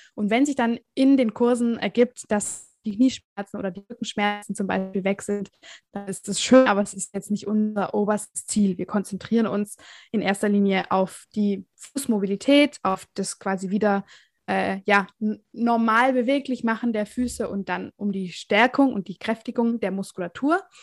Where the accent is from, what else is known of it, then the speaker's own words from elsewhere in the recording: Southern Germany, Germany; Ich komme aus dem Süden von Deutschland.